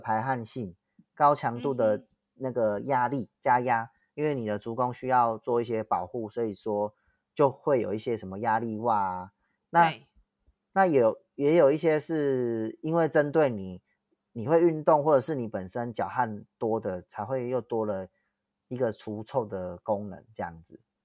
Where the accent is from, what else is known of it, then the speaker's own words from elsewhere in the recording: Tianzhong, Changhua County, Taiwan; 我是在田中长大的孩子